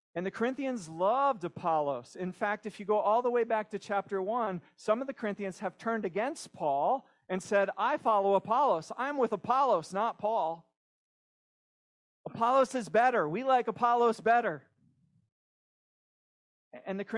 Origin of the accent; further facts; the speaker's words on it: Pennsylvania, United States; We have a small house near where I grew up in Pennsylvania